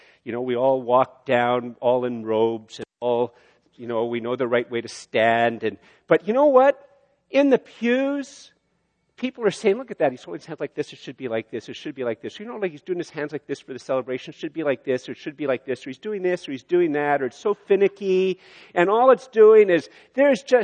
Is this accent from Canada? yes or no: yes; Canada; as a Canadian